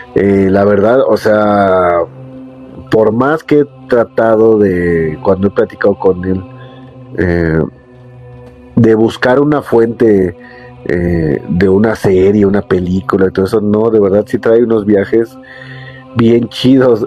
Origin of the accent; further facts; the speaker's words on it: Mexico; yo soy de México